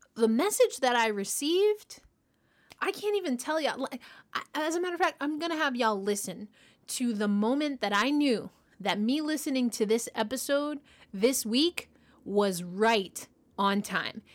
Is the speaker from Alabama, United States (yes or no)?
no; New York, United States; I'm from New York